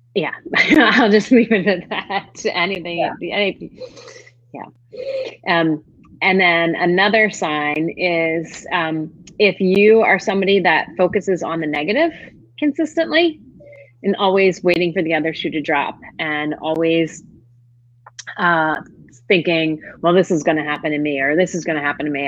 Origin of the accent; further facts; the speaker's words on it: Northeast, United States; now in Charlotte, United States; I grew up in the Northeast